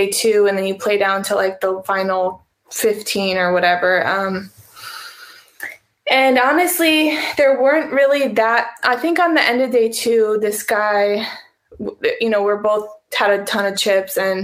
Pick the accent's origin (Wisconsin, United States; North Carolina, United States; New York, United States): Wisconsin, United States; my dad, we're from Wisconsin